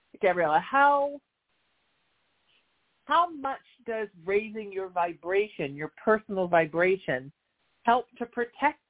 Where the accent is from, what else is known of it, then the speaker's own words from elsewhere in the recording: Surf City, United States; I grew up in Surf City, spent my life in the water